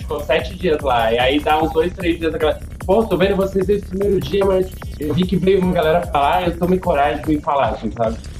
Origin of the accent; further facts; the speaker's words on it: Santos, São Paulo, Brazil; eu sou de Santos